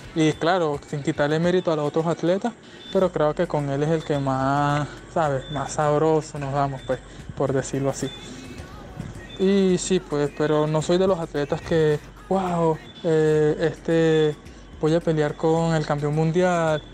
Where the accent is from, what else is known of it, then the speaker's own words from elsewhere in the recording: Petare, Miranda, Venezuela; yo soy de Petare, pues, como, ¿sabes? Soy de los barrios